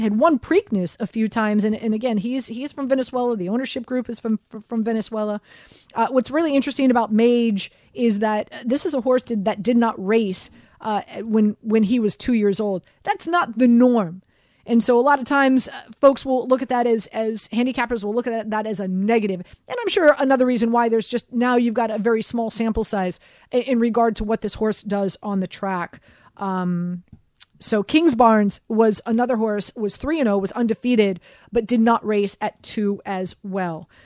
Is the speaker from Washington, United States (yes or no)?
no; Miami, Florida, United States; moved away; born and raised in Miami, grew up in Miami